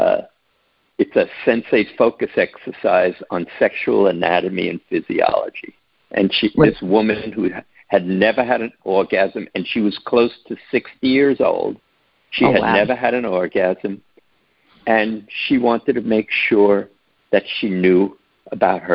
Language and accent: English; New York City, New York, United States; I grew up in New York City